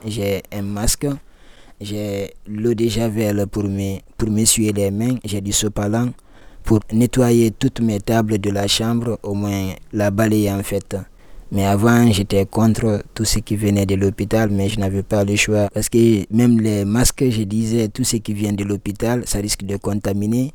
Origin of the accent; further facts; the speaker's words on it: Guinea; moved away as an adult; also born or lived in Libya; now in Lyon, France; je viens de la Guinée-Conakry. Donc en un seul mot je suis guinéen